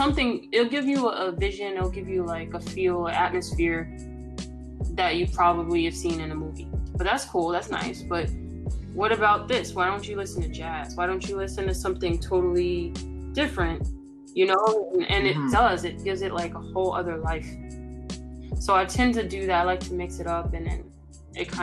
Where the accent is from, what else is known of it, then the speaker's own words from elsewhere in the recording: New York City, New York, United States; moved away; the gritty city of my hometown